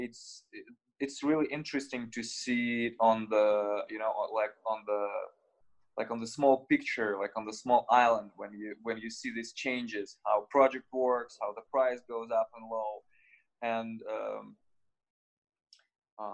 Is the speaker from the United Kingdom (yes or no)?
no; Russia; I was born in Russia